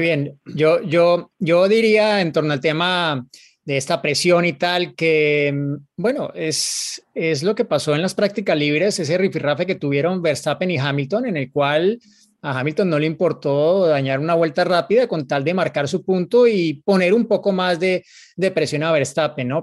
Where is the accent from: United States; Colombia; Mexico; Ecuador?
Colombia